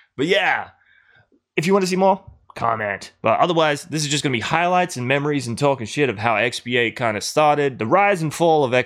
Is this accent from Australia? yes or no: yes; Adelaide, South Australia, Australia